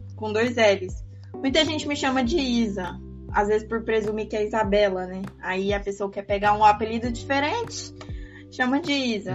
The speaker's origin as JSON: {"language": "Portuguese", "region": "Goiás", "country": "Brazil", "said": "Eu tenho 20 anos, eu sou goiana"}